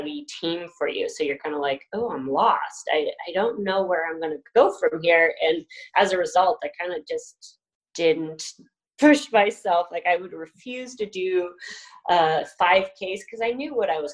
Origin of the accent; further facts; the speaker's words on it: Bigfork / Kalispell area, Montana, United States; a Spartan race was coming to my hometown.